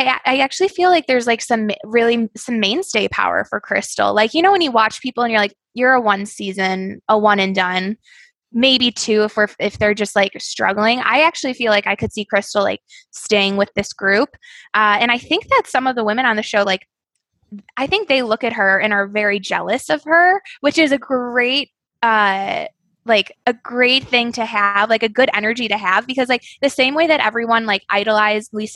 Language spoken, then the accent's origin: English; Connecticut, United States; I'm from Connecticut